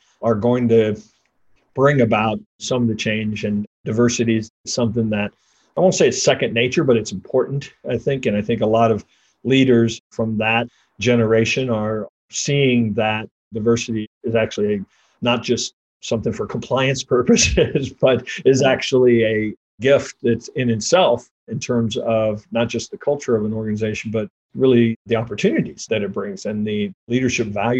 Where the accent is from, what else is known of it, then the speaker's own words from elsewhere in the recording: Kansas City, Missouri, United States; also born or lived in Cold Creek Canyon, Colorado; I grew up in Kansas City and have lived here all my life